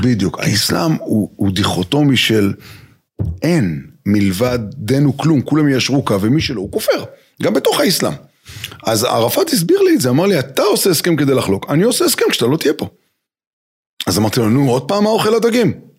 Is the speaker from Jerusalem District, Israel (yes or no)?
yes; Jerusalem, Jerusalem District, Israel; גדלתי בירושלים